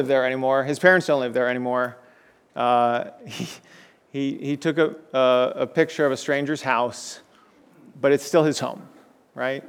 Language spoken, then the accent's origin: English; South Florida, United States; moved away; the home I grew up in South Florida